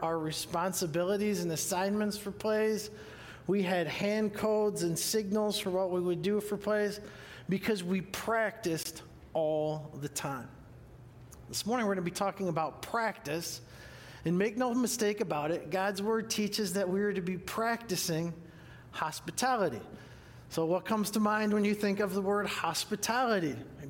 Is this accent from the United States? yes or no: yes; Huron, Ohio, United States; I'm from Huron, Ohio, H-U-R-O-N, which is near Cedar Point